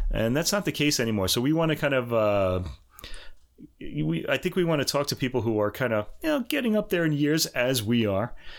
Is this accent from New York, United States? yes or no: yes; New York, United States; moved away as an adult; also born or lived in Boston; I'm from New York originally